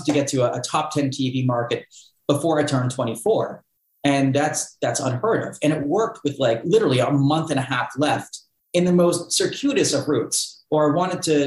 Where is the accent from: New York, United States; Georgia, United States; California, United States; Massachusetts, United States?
Massachusetts, United States; Cape Cod; moved away as an adult; where I grew up on Cape Cod